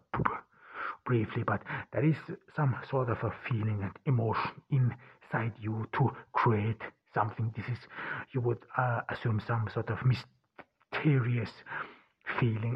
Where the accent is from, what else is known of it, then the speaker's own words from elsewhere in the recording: Ordu, Turkey; moved away; We are here in Ordu, Turkey, a small town in the Black Sea region. I'm here in my home town and in my parents' home